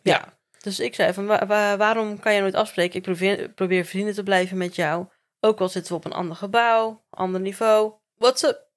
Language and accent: Dutch; Werkendam, North Brabant, Netherlands; also born or lived in Gorinchem; ik ben geboren in Gorkum in het ziekenhuis, maar ik heb gewoon heel mijn leven in Werkendam gewoond